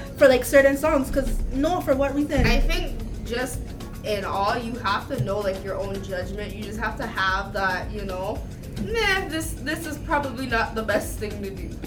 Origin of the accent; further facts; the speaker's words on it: Barbados; I am from Barbados